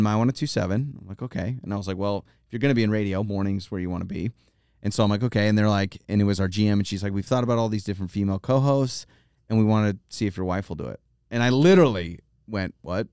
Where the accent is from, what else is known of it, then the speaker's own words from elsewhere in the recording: North Idaho, United States; moved away as an adult; also born or lived in Troy, Idaho; now in Boise, United States; we grew up in North Idaho 'cause my dad taught at the University of Idaho